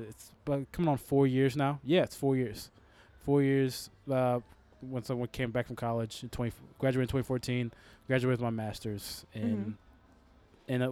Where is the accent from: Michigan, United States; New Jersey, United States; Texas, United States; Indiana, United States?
Texas, United States; Houston; born or raised there; also born or lived in Los Angeles, California / Missouri